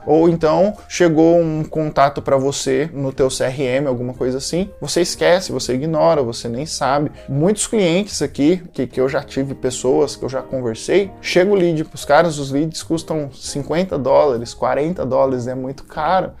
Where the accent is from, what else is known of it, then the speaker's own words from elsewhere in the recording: Brazil; sendo brasileiro